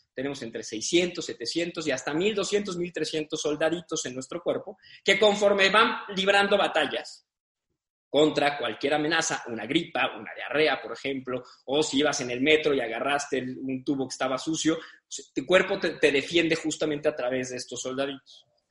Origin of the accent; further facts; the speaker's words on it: San Luis Potosí, Mexico; also born or lived in Mexico City; Yo, si bien no nací aquí, nací en la Ciudad de México, viví toda mi vida en San Luis hasta los 18 años, de ahí me fui a estudiar a la Ciudad de México.